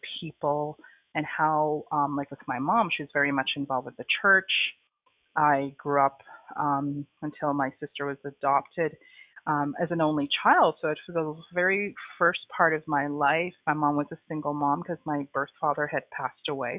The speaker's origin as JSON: {"language": "English", "town": "Toronto", "region": "Ontario", "country": "Canada", "tie": "born or raised there", "also_born_or_lived": "Trinidad", "moved": "as an adult", "lives_now": "Kingston, Canada", "said": "So I was born in Trinidad. I came to Canada when I was 6 years old. And then most of my life I grew up in Toronto"}